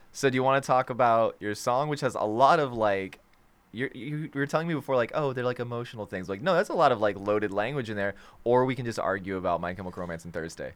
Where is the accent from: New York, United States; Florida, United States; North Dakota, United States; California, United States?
Florida, United States; we're from Florida